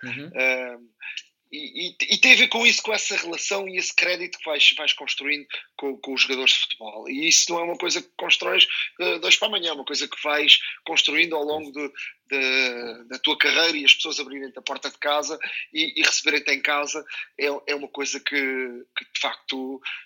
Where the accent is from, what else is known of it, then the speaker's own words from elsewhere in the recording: Montijo, Setúbal, Portugal; eu sou do Montijo